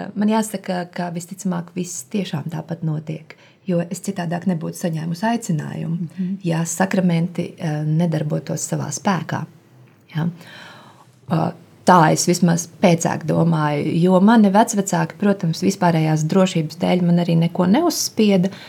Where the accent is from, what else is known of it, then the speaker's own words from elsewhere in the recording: Riga, Latvia; also born or lived in Suiti region, Kurzeme (summers with grandparents); esmu dzimusi Rīgā, bet um, mani vecvecāki nāk no kurzemes, no Suitu novada